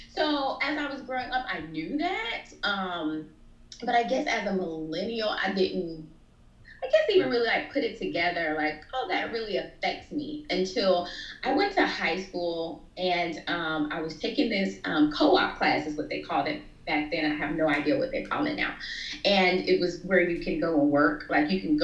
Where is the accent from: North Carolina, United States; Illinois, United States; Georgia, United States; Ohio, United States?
Georgia, United States; between Florida and Georgia, rural; That's exactly where I'm from